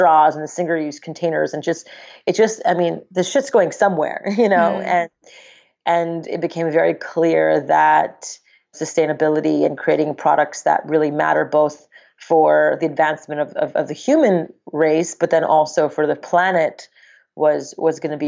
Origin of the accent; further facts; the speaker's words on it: Montreal, Quebec, Canada; now in United States; I grew up in Montreal, Canada, in the suburbs of Montreal